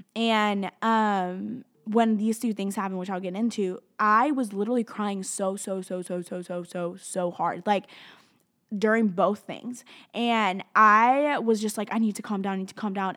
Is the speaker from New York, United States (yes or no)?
no; Tennessee and Alabama, United States; moved away; grew up in Tennessee and Alabama